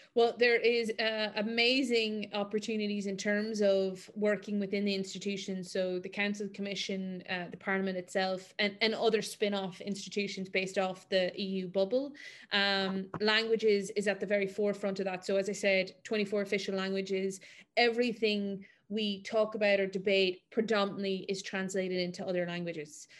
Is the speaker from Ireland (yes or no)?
yes; Mayo, Connacht, Ireland; also born or lived in Galway; I'm from Mayo